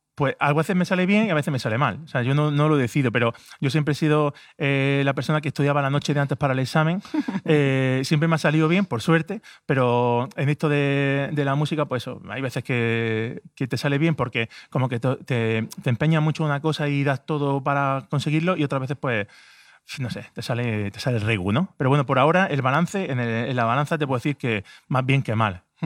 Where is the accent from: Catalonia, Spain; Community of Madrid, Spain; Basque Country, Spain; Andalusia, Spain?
Andalusia, Spain; Granada; yo vivo en Granada, soy de Granada